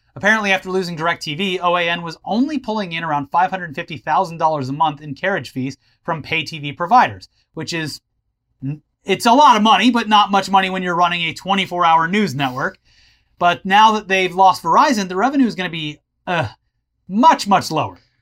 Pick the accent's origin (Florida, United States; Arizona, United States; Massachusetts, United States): Florida, United States; growing up in Florida